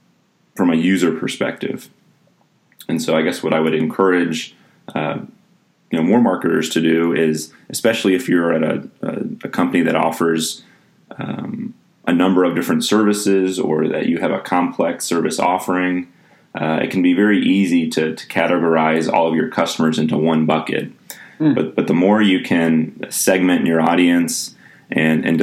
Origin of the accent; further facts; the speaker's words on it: Atlanta, Georgia, United States; moved away as an adult; now in Lawrence, United States; I grew up in Atlanta. I went to high school at North Springs High School in Sandy Springs